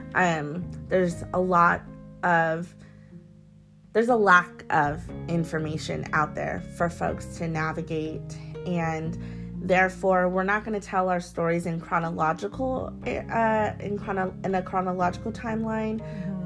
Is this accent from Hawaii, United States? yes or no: yes; Hawaii, United States; growing up in Hawaii and being mixed